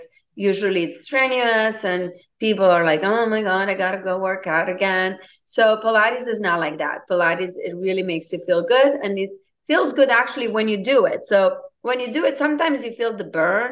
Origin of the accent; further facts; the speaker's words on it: Romania; English is a second language; moved away as an adult; now in United States; I'm originally from Romania. I moved in United States in 2002 at the age of 21.